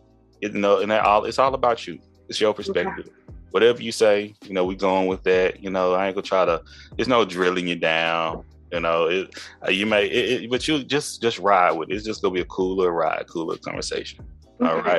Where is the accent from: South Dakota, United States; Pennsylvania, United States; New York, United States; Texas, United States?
Texas, United States; East; East Texas, my hometown